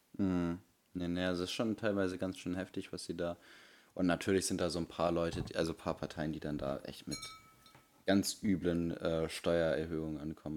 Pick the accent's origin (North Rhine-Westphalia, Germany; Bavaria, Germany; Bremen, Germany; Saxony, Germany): Bremen, Germany; bei uns in Bremen